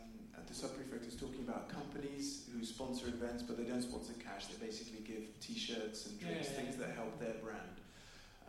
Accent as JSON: {"language": "English", "country": "United Kingdom", "said": "I'm Nigerian British"}